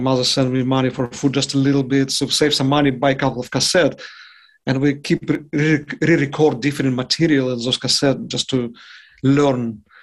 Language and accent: English; Yaroslavl, Yaroslavl Oblast, Russia; English is a second language; moved away as an adult; also born or lived in Moscow, Russia / New York, United States; now in Vicenza, Italy; once I transferred myself to Moscow from my hometown Yaroslavl